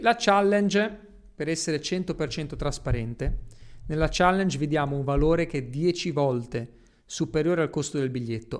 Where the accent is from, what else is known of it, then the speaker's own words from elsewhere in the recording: Genoa, Liguria, Italy; moved away; also born or lived in Miami / Dubai; Io da piccolo giravo nelle strade di Genova e mi stava stretta, a me la mia città mi stava stretta